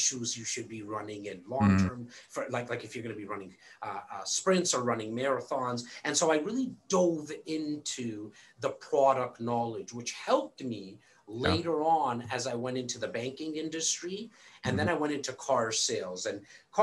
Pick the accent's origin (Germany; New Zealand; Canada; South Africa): Canada; Born and raised here in Canada